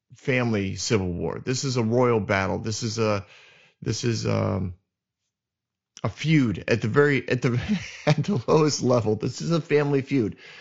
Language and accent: English; New England, United States; I'm from New England